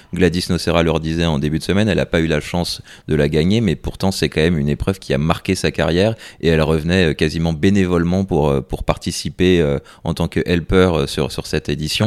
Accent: France; en tant que Français

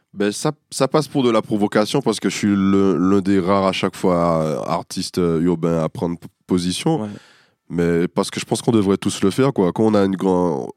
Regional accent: Martinique; born or raised there; moved away as an adult; now in Paris, France

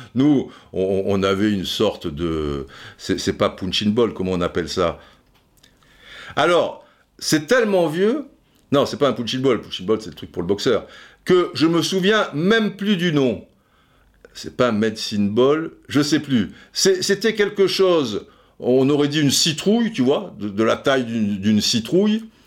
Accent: France; nous on est français

